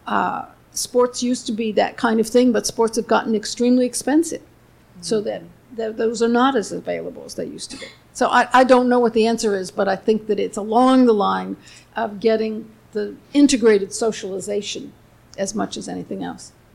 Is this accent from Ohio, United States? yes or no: yes; Cleveland, Ohio, United States; I grew up in Cleveland